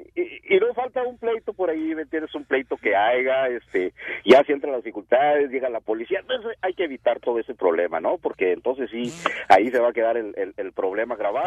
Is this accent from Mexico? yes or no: yes; Mexico; also born or lived in Sahuayo, Michoacán; soy mexicano, 100%